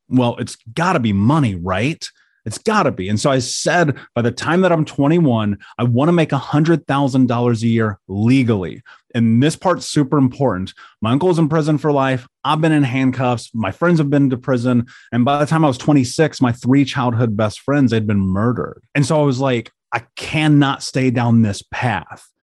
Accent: Indianapolis, Indiana, United States; I grew up in Indianapolis

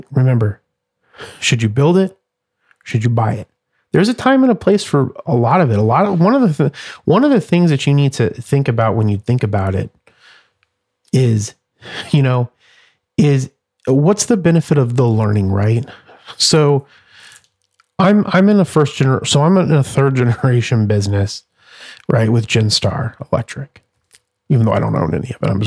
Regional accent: Phoenix, Arizona, United States; this great city and this great state and the people that are in the state and my hometown

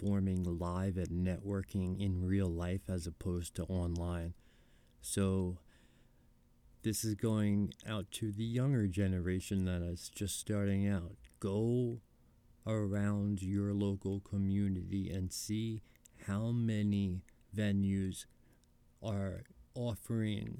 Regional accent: New York, United States; Growing up in New York, I went to the Comedy Cellar

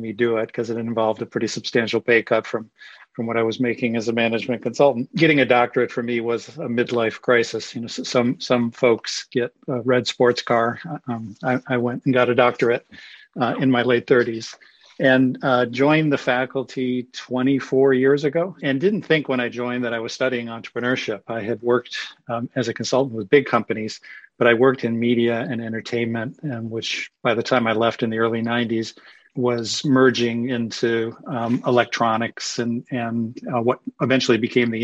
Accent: Cleveland, Ohio, United States; moved away as an adult; I grew up in Cleveland, went to Harvard College

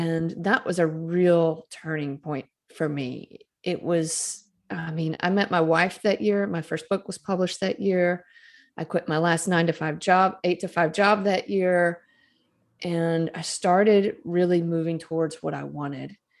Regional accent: Starkville, Mississippi, United States; I was a graduate student at Mississippi State University, which is in my hometown.

